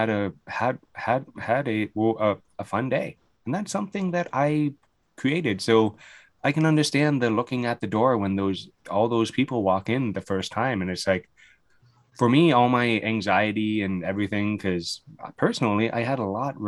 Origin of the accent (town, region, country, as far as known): London, Ontario, Canada; born or raised there